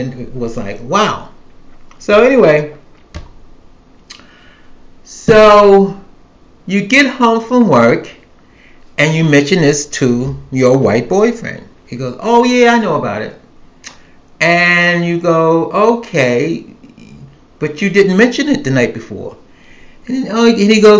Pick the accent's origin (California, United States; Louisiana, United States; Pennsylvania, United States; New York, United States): New York, United States; New York City; moved away as an adult; now in the South, United States; I'm a New Yorker. I was born and raised in New York City